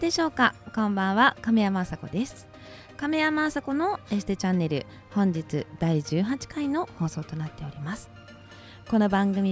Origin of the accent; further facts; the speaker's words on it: Shizuoka, Japan; 私は静岡県出身で